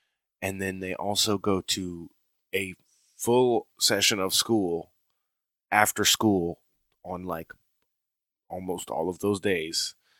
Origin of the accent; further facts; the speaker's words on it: United States; the sound that I can't actually do because I'm American